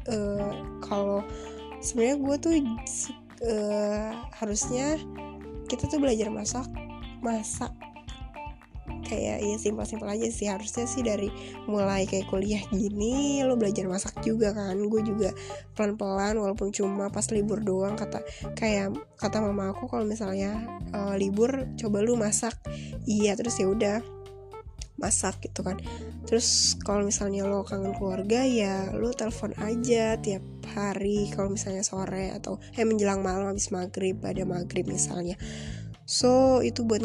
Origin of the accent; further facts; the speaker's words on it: Tangerang, Banten, Indonesia; now in Bandung, Indonesia; gue orang Tangerang ya gue kuliah di Bandung